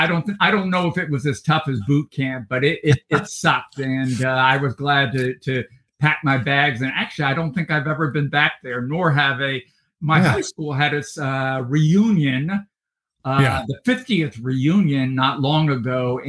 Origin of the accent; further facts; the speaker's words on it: United States; Consequently, as I grew up, it was mainly on Marine Corps stations from